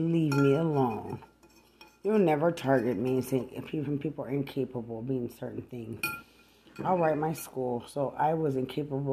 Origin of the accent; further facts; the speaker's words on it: Lubbock, Texas, United States; I'm from Lubbock. Don't try to target to make it look like I'm some hood rat from Bear County.